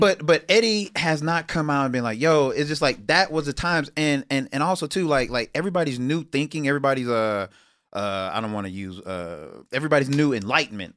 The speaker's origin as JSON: {"language": "English", "town": "Houston", "region": "Texas", "country": "United States", "moved": "yes", "said": "I'm from Houston"}